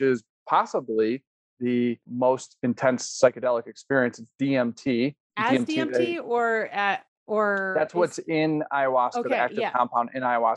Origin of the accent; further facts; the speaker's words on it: Chicago, Illinois, United States; now in Colorado, United States; growing up in Chicago with 1 or 2 dozen plants